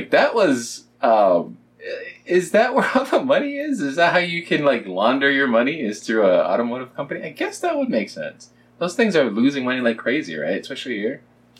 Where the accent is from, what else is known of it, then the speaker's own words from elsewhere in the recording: Kenya; You thought, because I'm Kenyan, that I would just be the runner guy.